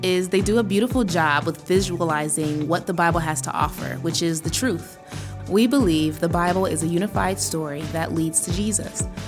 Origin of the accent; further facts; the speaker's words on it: Portland, Oregon, United States; now in Baltimore, United States; I'm from Portland, Oregon, born and raised, but I now reside in Baltimore.